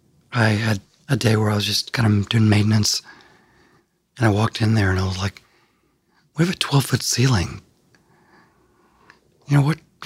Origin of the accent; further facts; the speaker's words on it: outside Cape Girardeau, Southeast Missouri, United States; now in Nashville, United States; when I grew up in Southeast Missouri, my parents were older and there wasn't a lot to do in a small town